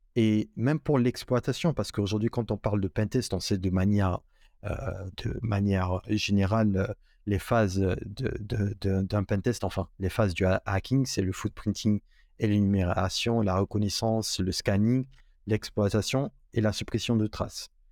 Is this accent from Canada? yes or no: no; Guinea; moved away as an adult; now in Morocco; j'ai grandi en Guinée-Conakry, en Afrique de l'Ouest